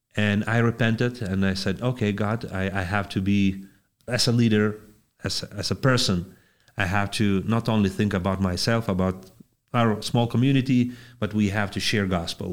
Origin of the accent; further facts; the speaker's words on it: Panevėžys, Panevėžys County, Lithuania; I'm from Panevėžys, Lithuania